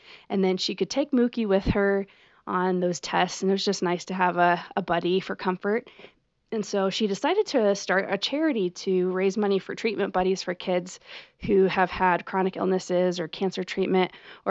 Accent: Washington, United States; born there; I also feel very connected to the Pacific Northwest because I was born in Washington State

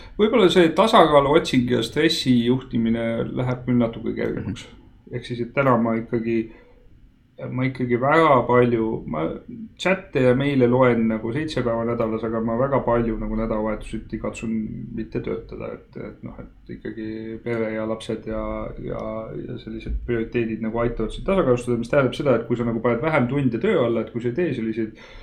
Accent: Estonia; ma olen eestlane

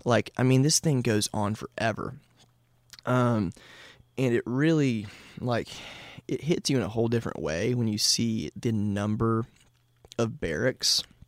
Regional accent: Nashville, Tennessee, United States; born and raised in Nashville.

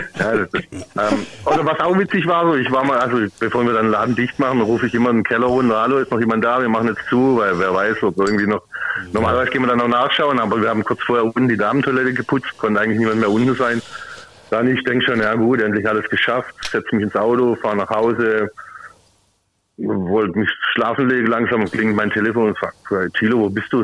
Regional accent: Heilbronn, Baden-Württemberg, Germany; aus Heilbronn

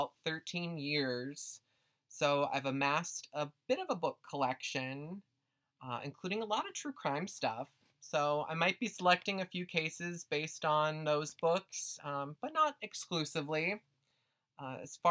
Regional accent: Twin Cities, Minnesota, United States; I grew up just outside the Twin Cities here in Minneapolis and St. Paul

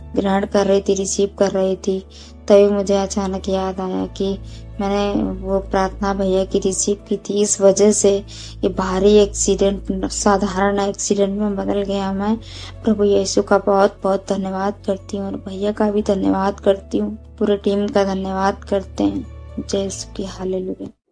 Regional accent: Kanpur, Uttar Pradesh, India; मैं यूपी कानपुर से हूँ

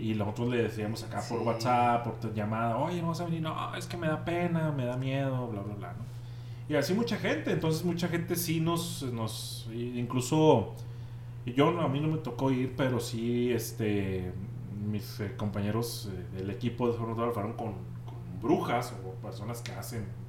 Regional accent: Monterrey, Nuevo León, Mexico; now in Ojinaga, Mexico; yo soy de Monterrey

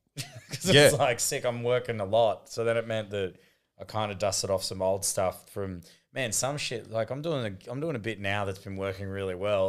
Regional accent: Queensland, Australia; we are from the Sunshine State of Queensland where COVID doesn't exist.

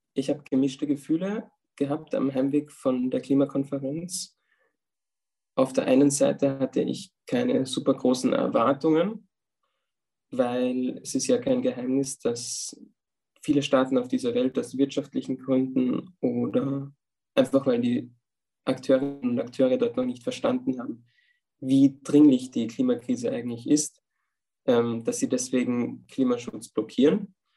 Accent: Upper Austria, Austria; moved away as an adult; now in Vienna, Austria; Ich komme ursprünglich aus Oberösterreich und jetzt in meiner Zeit in Wien, wo ich seit drei Jahren bin

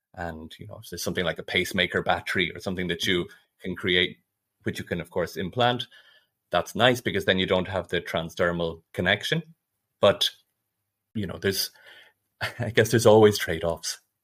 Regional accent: Ireland; moved away as an adult; also born or lived in Dublin / Nottingham; now in Zurich, Switzerland; I'm originally from Ireland

